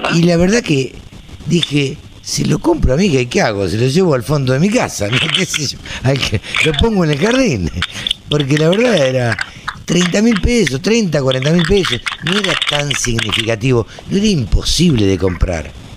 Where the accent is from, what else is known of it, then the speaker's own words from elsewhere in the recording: Maipú, Buenos Aires Province, Argentina; en, Maipú, donde yo nací, en el campo